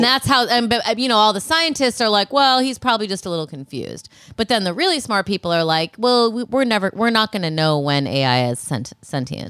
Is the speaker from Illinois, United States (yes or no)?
yes; Rockford, Illinois, United States; I'm from Rockford, Illinois